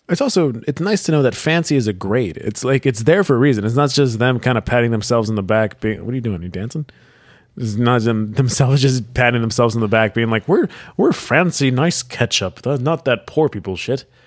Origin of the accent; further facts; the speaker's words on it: United States; I'm American